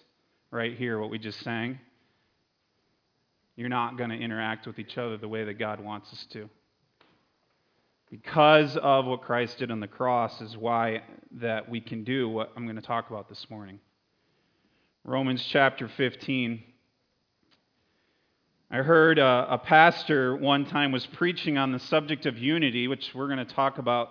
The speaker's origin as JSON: {"language": "English", "region": "Connecticut", "country": "United States", "tie": "born or raised there", "moved": "yes", "said": "I grew up in Connecticut"}